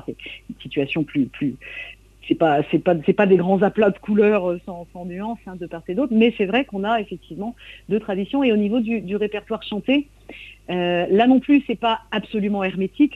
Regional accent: coastal Trégor, Brittany, France; je viens du Trégor côtier.

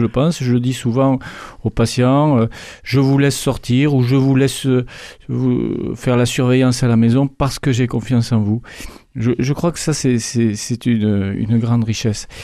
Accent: Revel, Occitania, France; je, suis de Revel. Je suis même natif de Revel

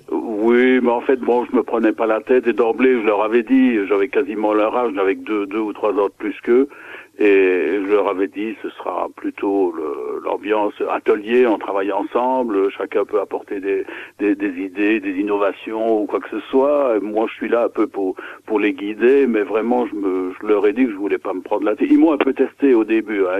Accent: Belgium; now in Gers, France; je suis belge d'origine, donc mhm. j'habitais la Belgique. Maintenant, depuis 40 ans, j'habite dans le dans le Gers

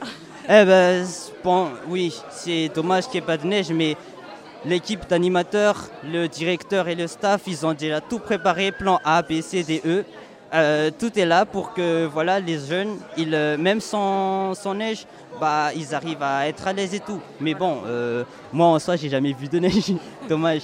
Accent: Madagascar; moved away as an adult; now in Tarbes, France; j'ai 18 ans, je viens de Madagascar, donc euh, j'ai jamais voyagé en soi. C'est la première fois, je me suis dit, allez pour les études, hein, go pour la France

